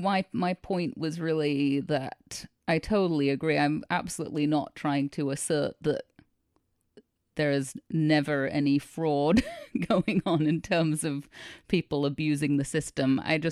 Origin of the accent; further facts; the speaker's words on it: United Kingdom; I'm allowed to say that because yes, I'm British.